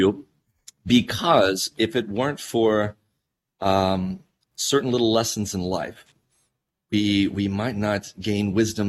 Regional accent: Georgia, United States; moved away; I was a very shy kid, and I grew up in Georgia, on a mountain range there.

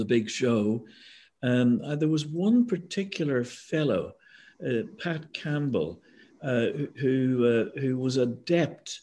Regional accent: Northern Ireland, United Kingdom; moved away; I'm from Northern Ireland. When I was a kid in the 1950s, before we had television

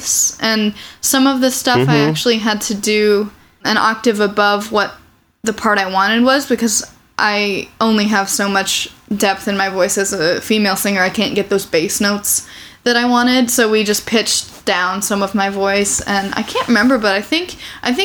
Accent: Champaign, Illinois, United States; moved away as an adult; also born or lived in Urbana, Illinois; now in Chicago, United States; I grew up in Champaign. I was born in Urbana, technically

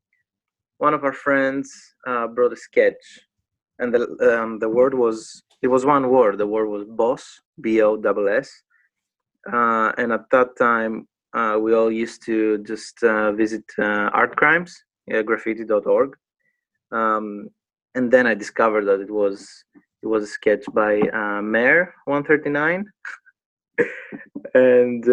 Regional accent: Patras, Western Greece, Greece; English is a second language; moved away as an adult; now in United Kingdom; I grew up in Patras, Greece

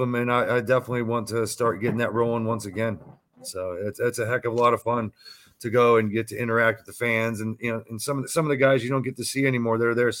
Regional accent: Tampa, Florida, United States; I grew up in the Mecca of professional wrestling right here in Tampa Bay, Florida.

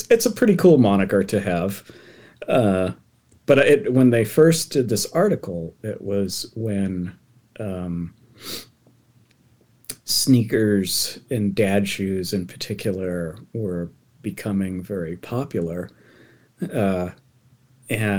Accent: Massachusetts, United States; now in Oregon, United States; growing up in Massachusetts

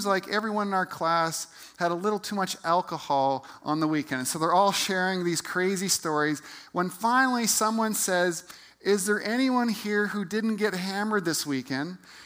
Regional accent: Calgary, Alberta, Canada; I grew up in Calgary and went to Sir Henry Wisewood High School.

